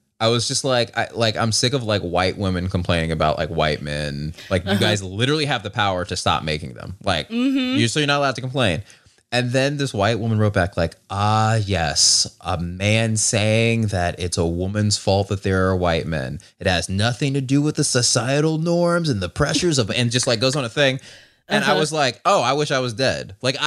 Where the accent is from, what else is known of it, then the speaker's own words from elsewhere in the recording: Georgia, United States; again, I'm from Georgia, and like, the idiotic part.